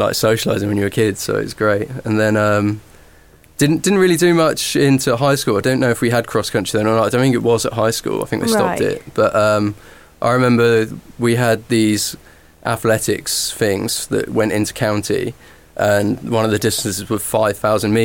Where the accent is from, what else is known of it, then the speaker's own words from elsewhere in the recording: Norwich, East of England, United Kingdom; where I grew up in Norfolk, Norwich